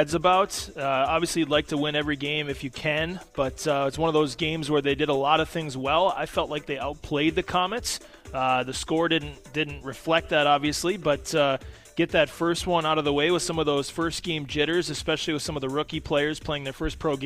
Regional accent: Minnesota, United States; moved away as an adult; also born or lived in Arizona / Tulsa / Evansville; now in Kalamazoo, United States; I'm from Minnesota originally, so born and raised there

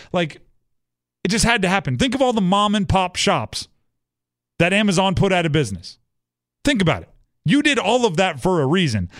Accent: Hawaii, United States; moved away; I grew up in Hawaii

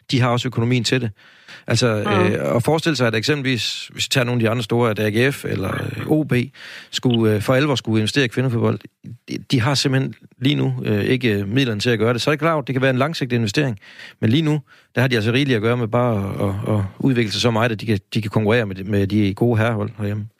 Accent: Aarhus, Central Denmark Region, Denmark; her fra Aarhus, hvor jeg kommer fra

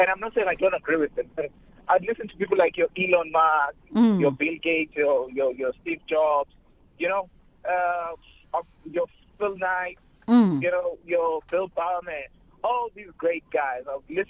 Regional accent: Eastern Cape, South Africa; moved away; also born or lived in Johannesburg, South Africa; I grew up in the Eastern Cape in a very remote area where there was no internet cafe, there was no library.

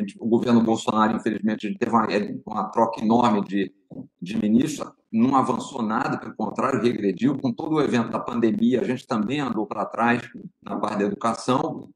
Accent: Brazil; como brasileiro

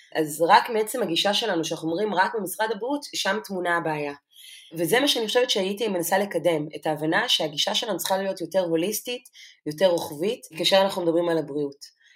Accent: Lakiya, Southern District, Israel; also born or lived in Debrecen, Hungary; גדלתי במסוג של חממה של אה, נשים שהן פורצות דרך. ביישוב שלי לקיה

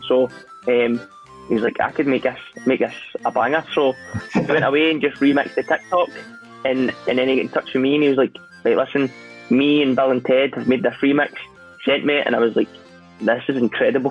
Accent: Scotland, United Kingdom; I'm Scottish

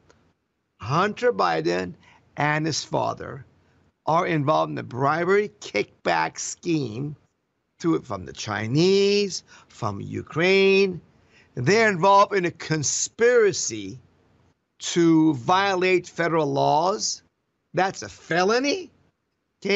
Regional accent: Iran; now in Florida, United States; I came from Iran, where we had no freedom

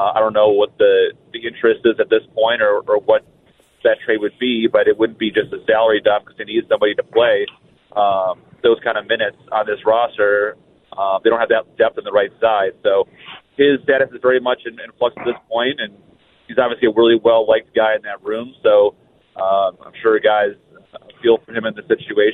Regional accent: outside Detroit, Michigan, United States; moved away as an adult; also born or lived in Tampa, Florida; now in Minnesota, United States; I came from Tampa the last 16 years, but I grew up in Michigan outside Detroit

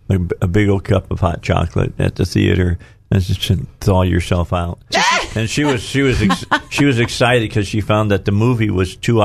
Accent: Chicago, Illinois, United States; Where I grew up at in Chicago.

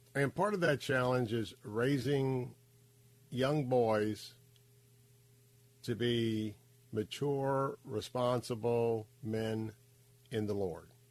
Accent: Tampa, Florida, United States; I grew up right here in Tampa, Florida

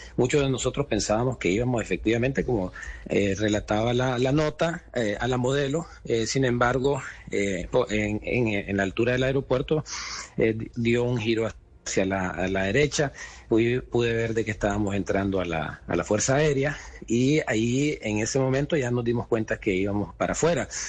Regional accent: Nicaragua; moved away as an adult; al final no dejamos de ser nicaragüenses

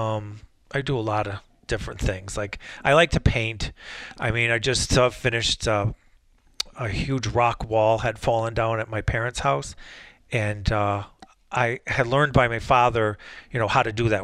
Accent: Wolcott, Connecticut, United States; also born or lived in New Haven / Bristol; Bristol, where I grew up in Wolcott, and instead of going back to New Haven, I stayed up here

